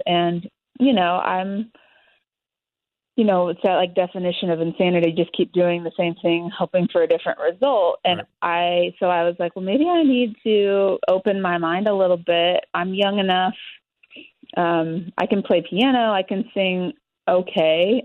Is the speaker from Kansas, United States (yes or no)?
yes; Kansas, United States; moved away as an adult; now in Nashville, United States; living at home in Kansas